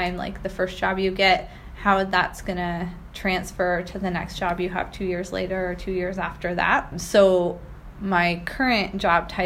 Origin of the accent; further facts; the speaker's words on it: Pacific Northwest, United States; growing up in the Pacific Northwest